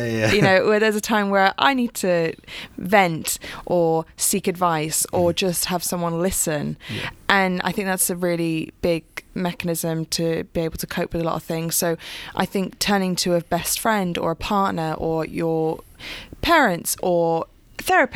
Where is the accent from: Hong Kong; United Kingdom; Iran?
United Kingdom; we come from Italian background. Italians are very emotive and very passionate, but we also don't talk about our feelings a lot of time. And especially being British as well